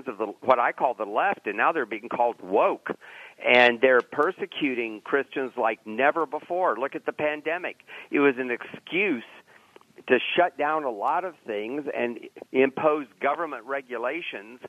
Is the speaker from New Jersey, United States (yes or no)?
no; Lakeland, Florida, United States; now in Orlando, United States; I grew up in Lakeland